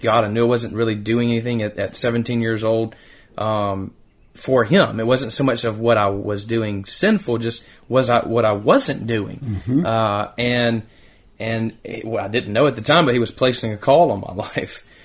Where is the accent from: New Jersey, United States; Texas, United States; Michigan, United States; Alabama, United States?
Alabama, United States; Decatur; also born or lived in Madison, Alabama; as a child growing up in Decatur, Alabama